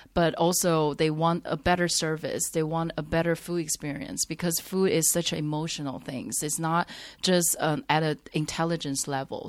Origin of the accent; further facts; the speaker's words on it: Taiwan; moved away as an adult; now in Shanghai, China; I grew up in Taiwan